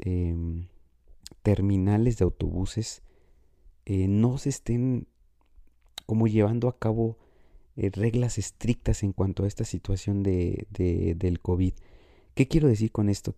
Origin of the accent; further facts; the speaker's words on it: Morelia, Michoacán, Mexico; mi ciudad natal, que es la ciudad de Morelia